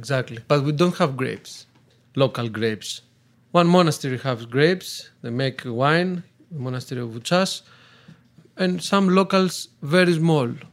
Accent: Athens, Attica, Greece; English is a second language; moved away as an adult; now in Tristeno, Greece; I grew up and born in Athens

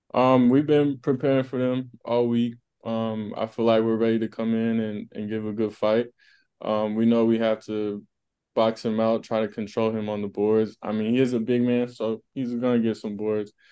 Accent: Las Vegas, Nevada, United States; moved away; I'm from Las Vegas. Um, that's my hometown

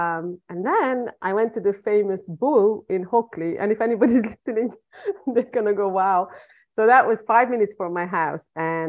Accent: Hungary; English is a second language; moved away as an adult; now in England; I was born and raised in Hungary.

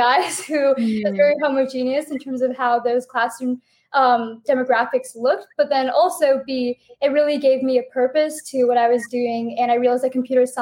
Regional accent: Seattle, Washington, United States; moved away as an adult; also born or lived in Princeton, United States; I grew up in the Pacific Northwest, specifically the greater Seattle area.

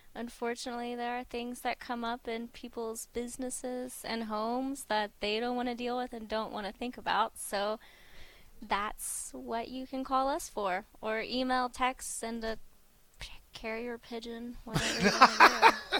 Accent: Durant, Oklahoma, United States; moved away; I'm from Durant, Oklahoma, so we normally bop into Durant and visit family

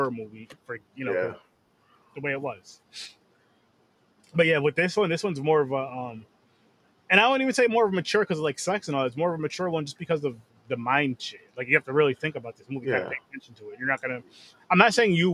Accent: Schenectady, New York, United States; Schenectady, New York. Yes, my hometown

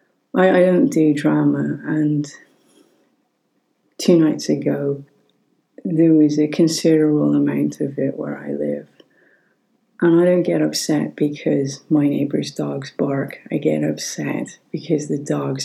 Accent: Ireland; As an Irish person

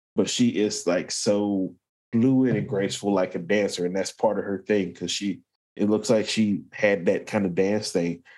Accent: England, United Kingdom; I'm an English guy

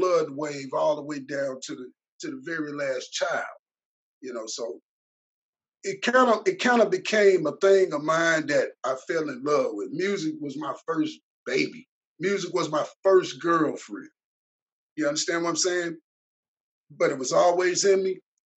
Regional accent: Mississippi, United States; also born or lived in Chicago, Illinois; My hometown is Chicago, Illinois. But I was raised in Mississippi, specifically in the Golden Triangle area between West Point and Columbus, Mississippi

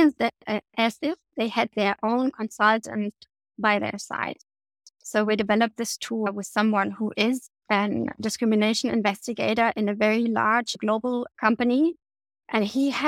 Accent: East Germany, Germany; I grew up in East Germany before the war came down

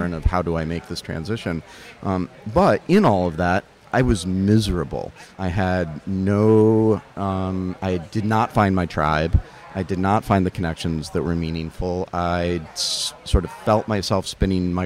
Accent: Charlotte, North Carolina, United States; I grew up in Charlotte, North Carolina

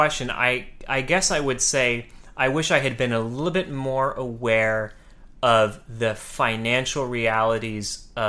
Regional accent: California, United States; I would move from the small town I grew up in California down to Los Angeles.

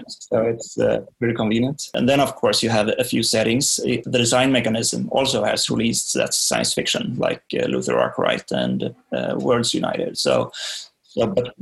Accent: Sweden; I'm from Sweden

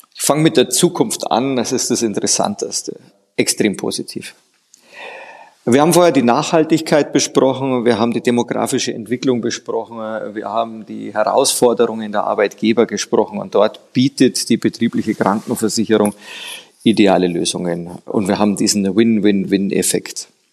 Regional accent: Bavaria, Germany; bei mir als Bayer

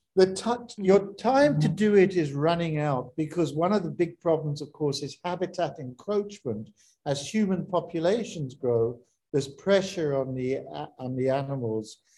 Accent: South Africa; I'm South African, I'm proudly South African

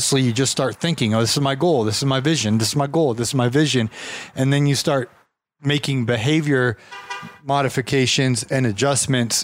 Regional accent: Ohio, United States; moved away; I'm from Ohio originally

